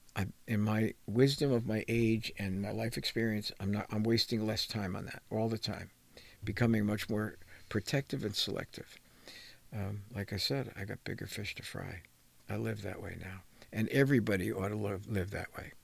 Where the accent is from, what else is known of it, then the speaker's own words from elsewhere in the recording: New Jersey, United States; People that I grew up with in New Jersey